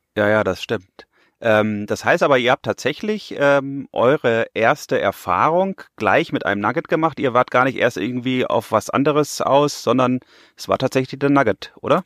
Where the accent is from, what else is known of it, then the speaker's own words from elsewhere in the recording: Bielefeld, North Rhine-Westphalia, Germany; moved away as an adult; now in Pfronten, Germany; bin ich hier natürlich nicht geboren, sondern ich komme aus der wunderschönen Stadt Bielefeld in Nordrhein-Westfalen.